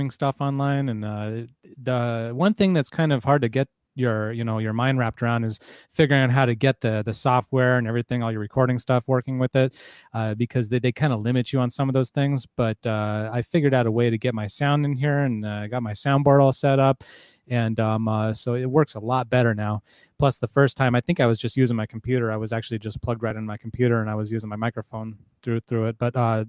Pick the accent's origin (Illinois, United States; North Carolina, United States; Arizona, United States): Arizona, United States; Arizona. I'm from Arizona